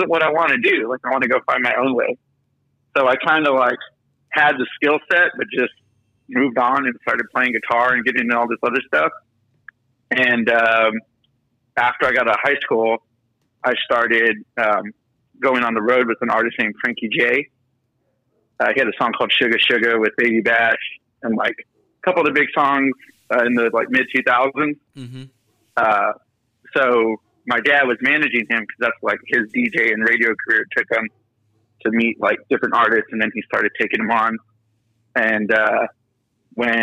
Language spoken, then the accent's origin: English; Houston, Texas, United States; now in Austin, United States; I'm from Houston